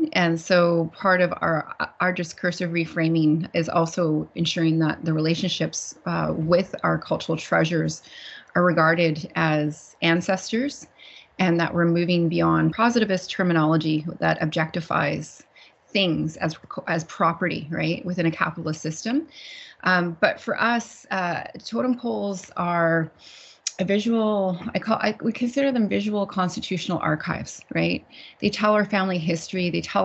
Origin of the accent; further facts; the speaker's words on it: Laxgalts'ap, Nisga'a Nation, British Columbia, Canada; I come from the village of Lochilzap in the Niska Nation in northwestern British Columbia, Canada